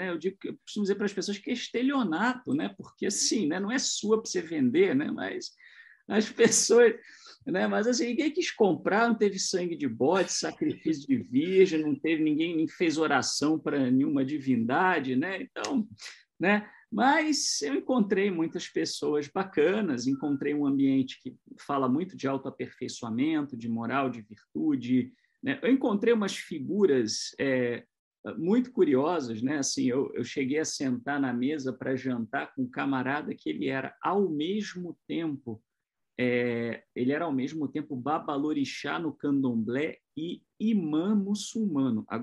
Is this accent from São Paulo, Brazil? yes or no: yes; São José dos Campos, São Paulo, Brazil; eu sou de São José dos Campos, eu, na época uh, eu residia em Itu